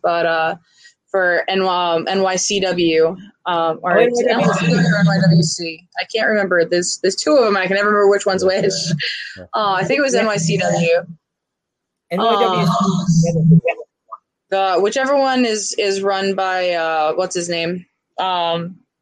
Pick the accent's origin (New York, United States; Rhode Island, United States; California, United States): Rhode Island, United States; Kent County; I am hailing from Kent County, Rhode Island